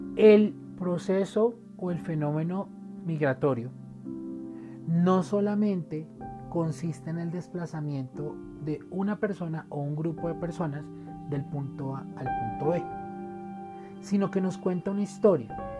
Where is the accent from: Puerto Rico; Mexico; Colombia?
Colombia; como colombianos